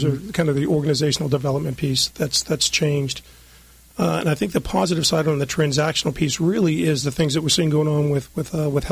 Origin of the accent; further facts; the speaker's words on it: just outside of Boston, Massachusetts, United States; moved away as an adult; now in Southern California, United States; I grew up just outside of Boston.